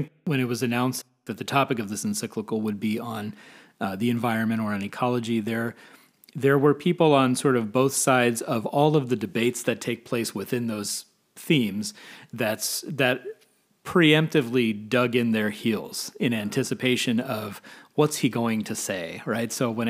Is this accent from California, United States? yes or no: no; Arizona, United States; But I'm originally from Arizona, grew up in Arizona.